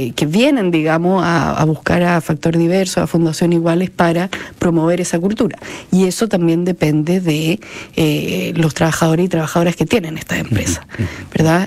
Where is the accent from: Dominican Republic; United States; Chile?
Chile; como sociedad chilena nos falta muchísimo